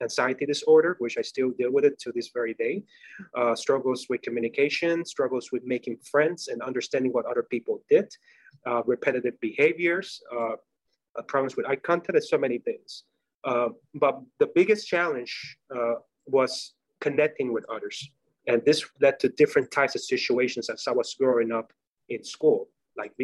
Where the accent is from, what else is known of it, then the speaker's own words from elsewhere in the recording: Puerto Rico; English is a second language; moved away as an adult; now in Florida, United States; Was born and raised in Puerto Rico